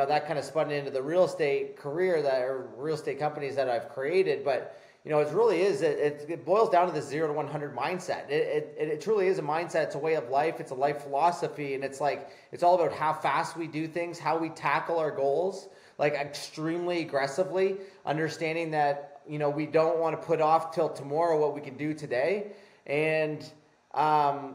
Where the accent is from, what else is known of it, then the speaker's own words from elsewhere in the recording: Canada; I'm Canadian